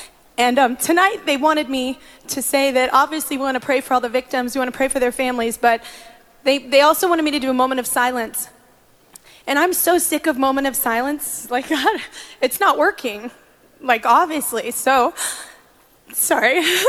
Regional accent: Texas, United States; I'm a Texas girl, and my home state has had so much heartbreak over this past year.

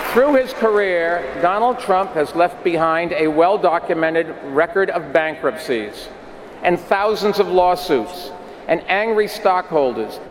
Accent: New York City, New York, United States; I'm a New Yorker

